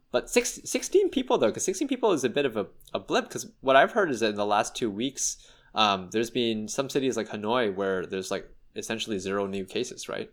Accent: Canada

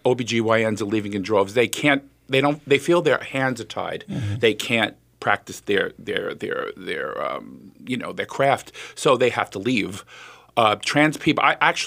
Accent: United States; born or raised there

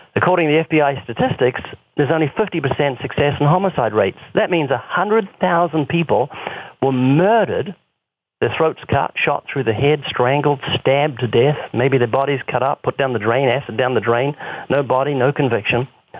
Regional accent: New Zealand; moved away; 7,000 miles away, my home country in New Zealand

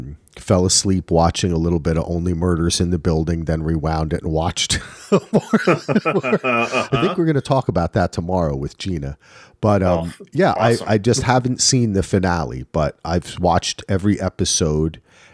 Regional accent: New Jersey, United States; I think of him as being an Eagle growing up in Jersey.

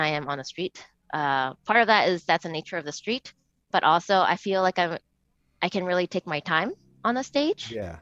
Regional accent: New Jersey, United States; I'm from New Jersey

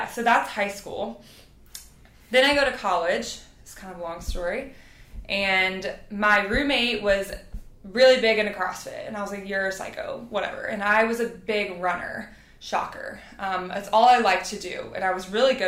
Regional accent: Tennessee, United States; also born or lived in Louisiana; after we moved from Louisiana to Tennessee, like, I started volleyball

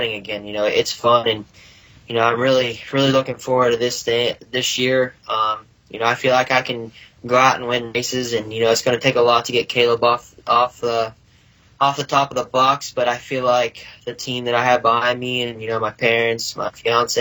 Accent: West Virginia, United States; where are you from? I'm like, oh, West Virginia

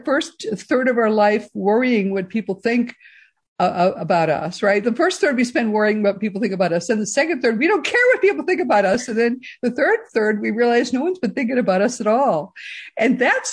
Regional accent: Boston, Massachusetts, United States; moved away; we're from originally from the Boston area

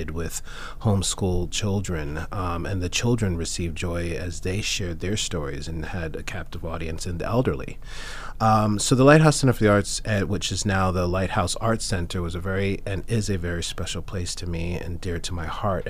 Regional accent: New York, United States; I grew up in New York

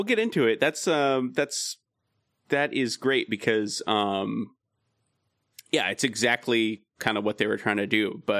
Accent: California, United States; I loved watching the snow stuff because I'm from Southern California. As a kid, I never saw snow, really.

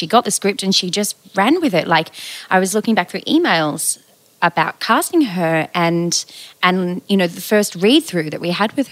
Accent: Queensland, Australia; As a Queenslander

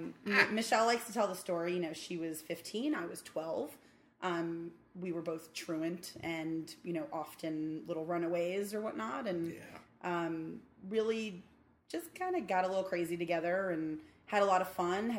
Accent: New York City, New York, United States; I grew up in Midwood, in a very, very boring corner of Midwood. But I got to escape. I left New York alone.

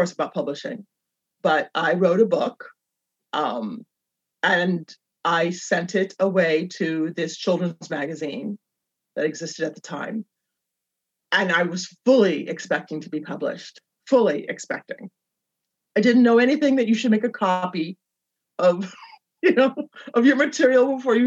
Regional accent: Berkeley, California, United States; moved away as an adult; also born or lived in Los Angeles; I consider Berkeley my hometown. I lived in Los Angeles, though, for a number of years, for probably half of my life, but I'm from Berkeley, and now I'm back in Berkeley

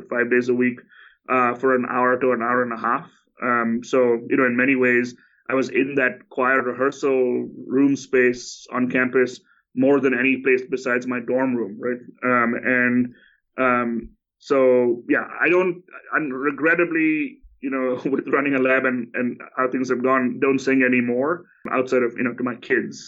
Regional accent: India; moved away; I grew up in India.

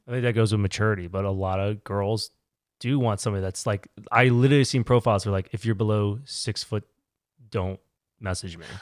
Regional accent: Virginia, United States; moved away as an adult; also born or lived in Connecticut / Raleigh, North Carolina; now in New York, United States; I was born in Connecticut. I moved to Virginia when I was eight, lived there most of my life, went to college there

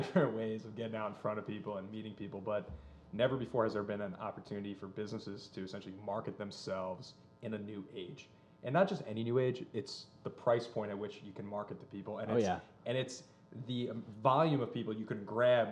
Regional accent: New Jersey, United States; I grew up in Jersey.

